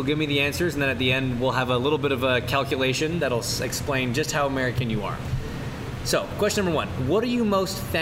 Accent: Canada; I'm from Canada

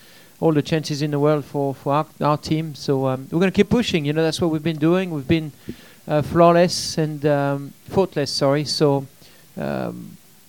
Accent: France; moved away as an adult; now in United States; my home country. Even though, you know, I've been racing here for 14 years

